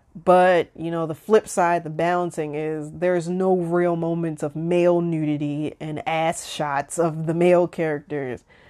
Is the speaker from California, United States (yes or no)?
no; Baltimore, Maryland, United States; I am originally from Baltimore. I live in Baltimore, Maryland